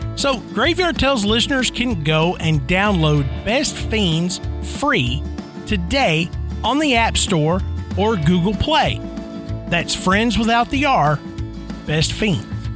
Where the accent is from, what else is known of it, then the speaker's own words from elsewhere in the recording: Tennessee, United States; growing up in Tennessee